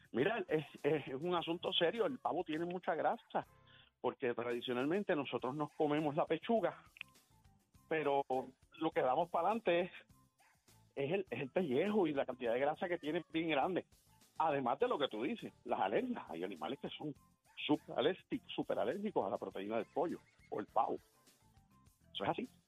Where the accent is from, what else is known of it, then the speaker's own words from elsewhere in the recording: Morovis, Puerto Rico; now in Salinas, Puerto Rico; yo soy un jíbaro, de Morovi, yo soy jíbaro de playa, yo imagínate, de Morovi viviendo en Salinas